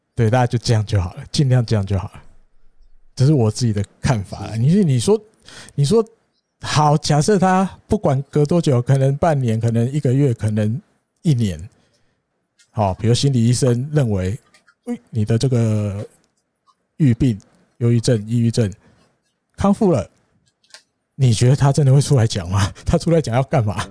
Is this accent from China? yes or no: no; Taiwan; 我们台湾人